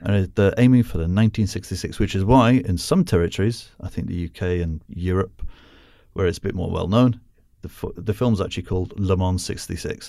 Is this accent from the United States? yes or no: no; United Kingdom; as a Brit